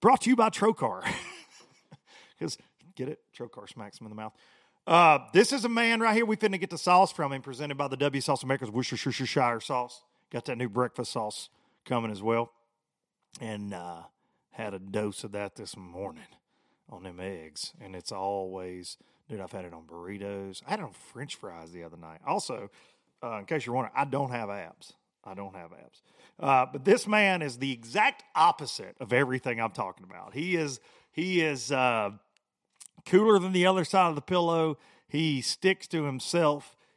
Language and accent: English; United States; I grew up on the Tennessee River